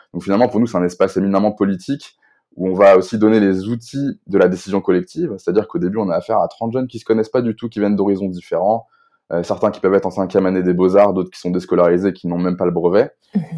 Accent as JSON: {"language": "French", "town": "Rennes", "region": "Brittany", "country": "France"}